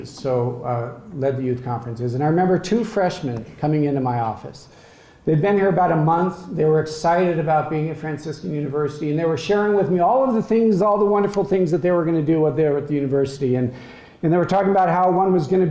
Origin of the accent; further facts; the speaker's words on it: Colorado, United States; moved away; I'm from Colorado, the most beautiful state in the country